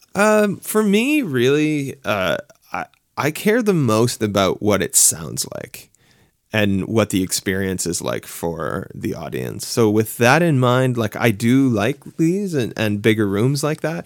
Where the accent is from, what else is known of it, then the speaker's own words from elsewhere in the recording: Halifax, Nova Scotia, Canada; moved away as an adult; now in Toronto, Canada; I'm from Halifax. I lived there for a really long time. I moved. I live in Toronto now